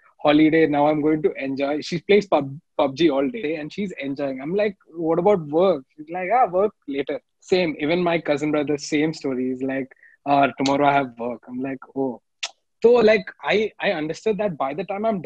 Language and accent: English; India; being an Indian